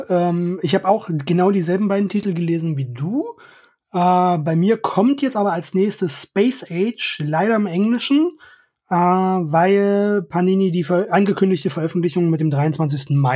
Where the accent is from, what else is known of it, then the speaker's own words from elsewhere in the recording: East Germany, Germany; Ich komme aus dem Osten, ich habe sowieso einen Freifahrtschein für alles.